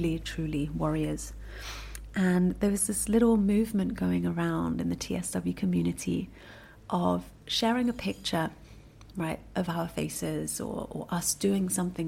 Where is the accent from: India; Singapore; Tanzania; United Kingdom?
Singapore; born there; Where was I born? I was born in Singapore.